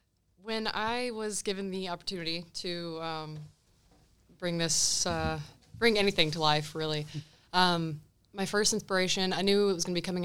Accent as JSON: {"language": "English", "region": "the South", "country": "United States", "tie": "born or raised there", "moved": "yes", "lives_now": "Michigan, United States", "said": "growing up in the South"}